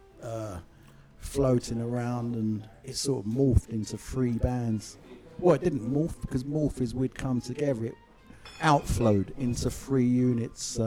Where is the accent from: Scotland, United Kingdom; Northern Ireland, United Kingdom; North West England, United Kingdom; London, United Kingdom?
London, United Kingdom; also born or lived in Bow, London; I was born actually in Stepney, and my family house, my mother, she still lives probably half a mile from here